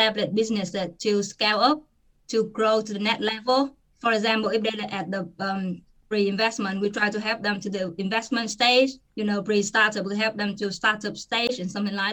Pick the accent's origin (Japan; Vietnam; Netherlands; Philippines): Vietnam; moved away as an adult; now in United Kingdom; back home in my home country, Vietnam